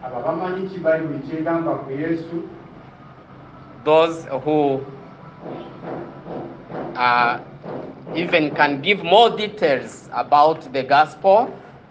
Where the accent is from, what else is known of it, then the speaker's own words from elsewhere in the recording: Kigali, Rwanda; I'm from Kigali